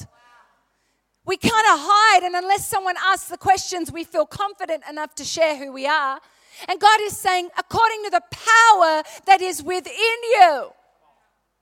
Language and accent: English; South Australia, Australia; I am not Southern, even though I was born in South Australia